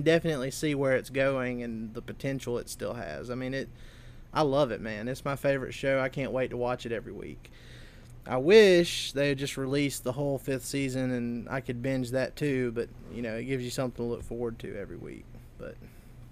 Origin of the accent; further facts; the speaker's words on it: Seminary, Mississippi, United States; my hometown of Seminary, Mississippi